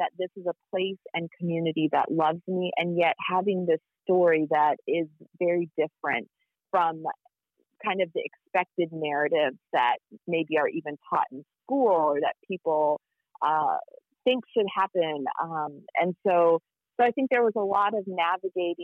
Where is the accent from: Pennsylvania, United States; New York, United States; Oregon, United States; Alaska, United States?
Alaska, United States; Anchorage; moved away as an adult; also born or lived in Pittsburgh; So my sister and I, we were born in Anchorage, and my childhood primarily took place on the Anchorage hillside